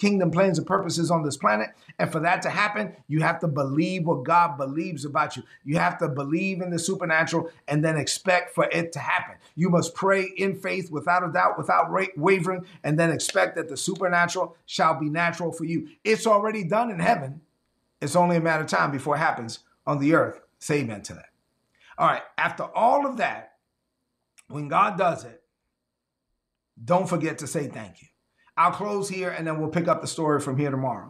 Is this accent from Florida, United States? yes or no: no; New York City, New York, United States; me growing up in Brooklyn